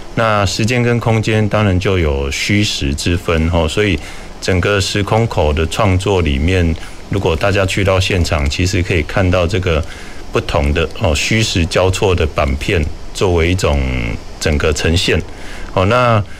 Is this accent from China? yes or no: no; Kaohsiung, Taiwan; moved away as an adult; 我也是高雄长大，而且，呃，西子湾啊，其实是我还蛮常从小活动的地带